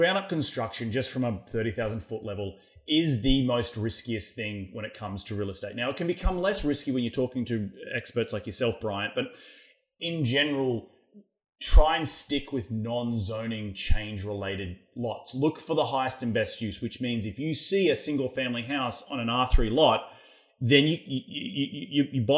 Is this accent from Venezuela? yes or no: no; Australia; moved away as an adult; now in United States; being an Australian, moving to the United States